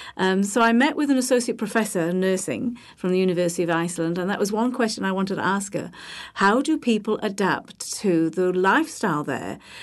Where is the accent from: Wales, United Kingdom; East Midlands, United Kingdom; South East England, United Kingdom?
Wales, United Kingdom; Holyhead; I am from the U K. I'm from Wales. I'm from a, a small island off the mainland, which is, uh, in North Wales, Bangor, Anglesey